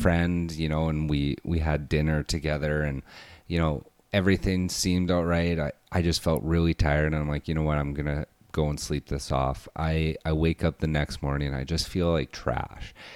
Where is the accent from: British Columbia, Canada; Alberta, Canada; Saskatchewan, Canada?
Alberta, Canada; I'm from Alberta